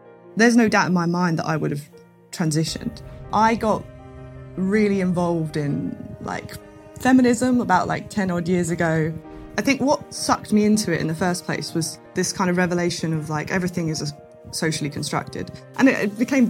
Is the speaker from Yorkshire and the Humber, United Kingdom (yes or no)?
no; Chelmsford, East of England, United Kingdom; moved away; also born or lived in Brighton; I come from Chelmsford in Essex. That's where I was born. I moved to Brighton